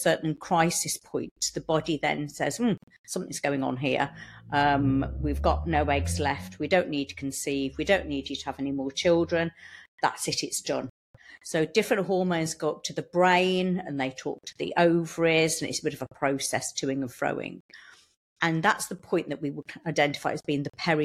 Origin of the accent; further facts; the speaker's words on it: United Kingdom; I'm from Starport. Nice and local. Born and bred, yes, walked here today